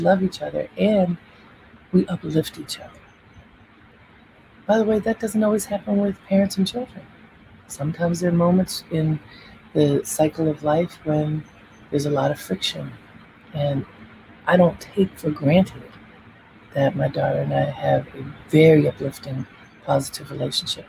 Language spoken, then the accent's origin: English; Baltimore, Maryland, United States; I grew up in Baltimore, and I loved being in Baltimore as a child